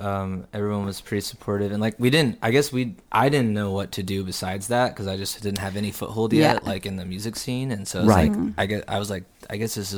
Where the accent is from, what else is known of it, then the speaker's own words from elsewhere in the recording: Houston, Texas, United States; moved away as an adult; also born or lived in San Diego, California; now in Austin, United States; I was born in San Diego, but I moved to Houston and grew up in Houston. And then I came here in 2009 and I've been here since then.